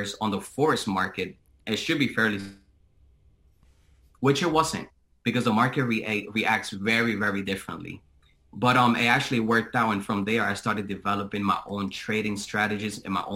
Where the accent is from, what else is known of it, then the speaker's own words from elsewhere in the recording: Boston, Massachusetts, United States; now in Tampa, United States; I currently reside in Tampa, Florida. However, I am originally from Boston, Massachusetts.